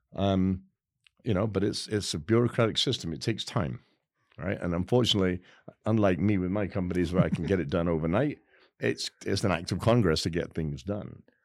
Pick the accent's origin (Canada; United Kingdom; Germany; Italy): United Kingdom; England; now in United States; I am so proud as an English guy.